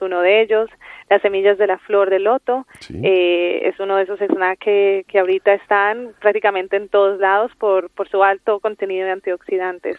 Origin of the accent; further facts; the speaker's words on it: Colombia; Yo soy colombiana.